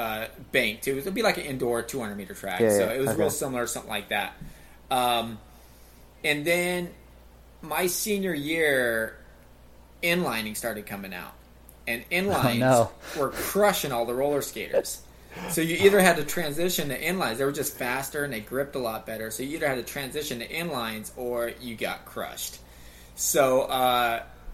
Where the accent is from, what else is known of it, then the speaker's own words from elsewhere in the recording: Reno, Nevada, United States; also born or lived in Flagstaff, Arizona; now in Portland, United States; I'm originally from Reno, Nevada, which is right there next to Squaw